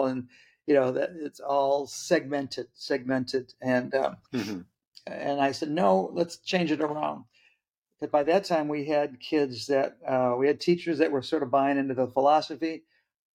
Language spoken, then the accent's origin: English; Midwest, United States; moved away as an adult; also born or lived in Vallejo, California; When I made the move to come back to the homeland of the Midwest